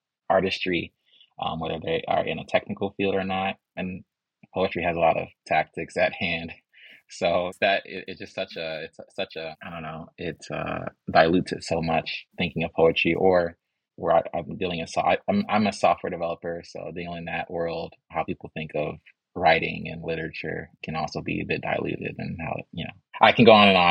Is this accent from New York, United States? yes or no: no; Chicago, Illinois, United States; now in Atlanta, United States; I'm from Chicago